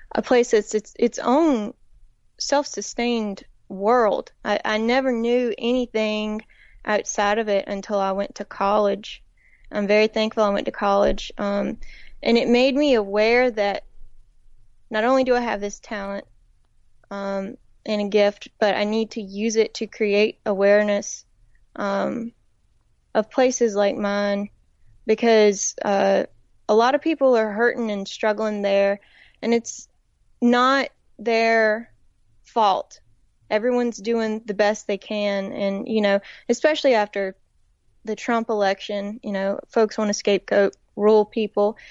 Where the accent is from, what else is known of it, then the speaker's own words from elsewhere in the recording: Woodland, North Carolina, United States; moved away as an adult; also born or lived in Raleigh, North Carolina; they'd hear my accent and they'd wanna know where I was from. And so I would say Woodland, which is in a, a tiny town in the northeastern part of the state